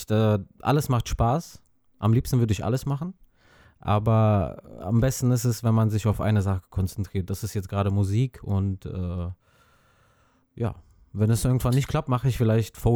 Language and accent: German; Azerbaijan; now in Neuss, Germany; ursprünglich komme ich aus Aserbaidschan.